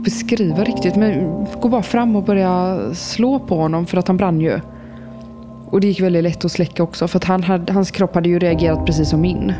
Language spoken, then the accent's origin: Swedish; Eskilsby, Västra Götaland, Sweden; Vi är då i den här lilla byn som jag växte upp i, Eskilsby, som ligger utanför Landvetter